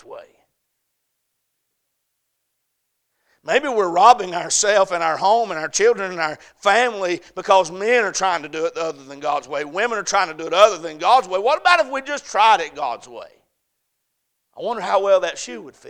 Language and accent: English; the South, United States; I'm from the South